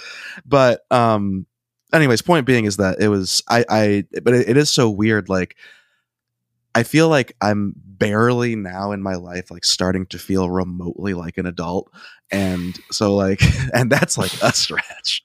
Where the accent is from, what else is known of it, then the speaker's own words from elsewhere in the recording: Ohio, United States; We're all from Ohio